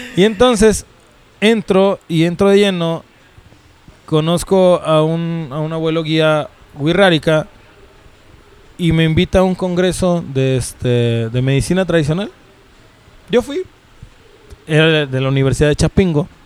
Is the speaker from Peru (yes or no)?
no; Mexico; si soy de México, soy mexica